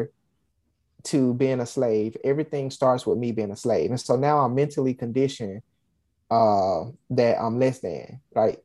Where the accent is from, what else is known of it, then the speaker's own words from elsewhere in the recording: Alabama, United States; I'm from Alabama